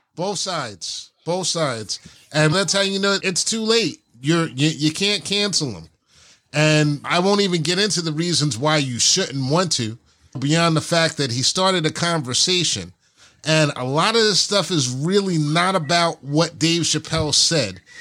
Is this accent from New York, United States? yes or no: yes; New York, United States; we grew up in New York